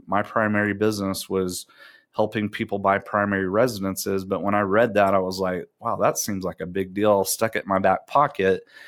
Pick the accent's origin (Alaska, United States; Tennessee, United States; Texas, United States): Texas, United States; Round Rock; also born or lived in Abilene, Texas; grew up in Round Rock, Texas